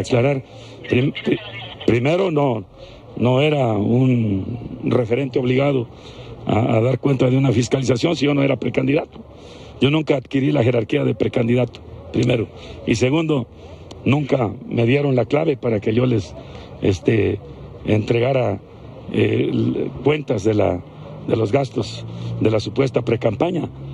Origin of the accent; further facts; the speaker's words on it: Guerrero, Mexico; Yo soy del estado de Guerrero, donde la patria es primero